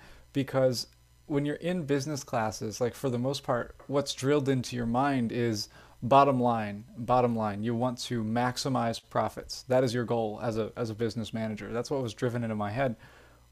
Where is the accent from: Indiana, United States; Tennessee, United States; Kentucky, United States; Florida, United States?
Kentucky, United States; Louisville; also born or lived in Owensboro, Kentucky; I am from Louisville, Kentucky.